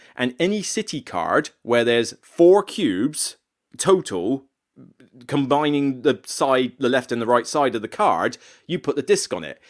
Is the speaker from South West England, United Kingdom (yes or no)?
yes; near Exeter, South West England, United Kingdom; moved away; down in Exeter Way, uh, so close to my neck of the woods, maybe about thirty-five minutes down the road from where my hometown is